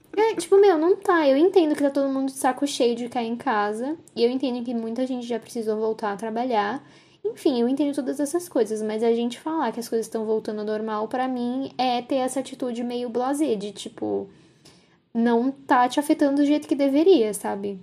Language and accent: Portuguese; São Paulo, Brazil; also born or lived in Ribeirão Preto; eu nasci em São Paulo, mas eu passei boa parte da minha infância em Ribeirão Preto, que assim, é uma cidade interior, mais grandinha assim, mas continua sendo uma cidade interior. E quando eu voltei para São Paulo, eu lembro de ficar muito em choque, que acontecia muita coisa o tempo inteiro. Isso eu tinha uns 9 anos